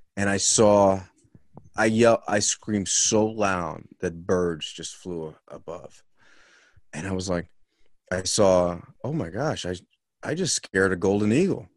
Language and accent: English; Los Angeles, California, United States; born or raised there; moved away as an adult; also born or lived in Salt Lake City; now in Boston, United States